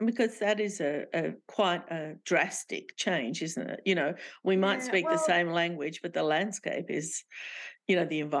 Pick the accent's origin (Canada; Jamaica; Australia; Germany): Australia; Sydney, New South Wales; And when we were little, we were immigrants. My parents were Lebanese and we grew up in Glebe, you know, and that was a rough place to be growing up at the time.